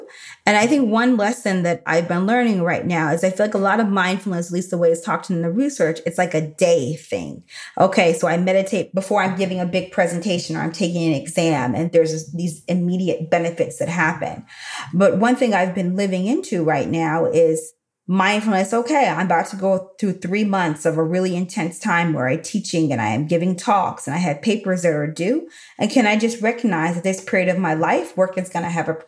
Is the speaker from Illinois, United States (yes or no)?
yes; Chicago, Illinois, United States; also born or lived in Texas; But then I can show up like I'm from the South Side of Chicago, which is actually where my parents are from and where I lived from 12.